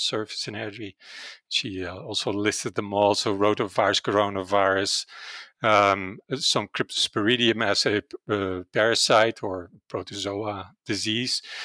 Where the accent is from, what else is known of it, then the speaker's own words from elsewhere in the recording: Netherlands; English is a second language; moved away as an adult; now in Calgary, Canada; originally, I'm from the Netherlands, and that's probably where my accent comes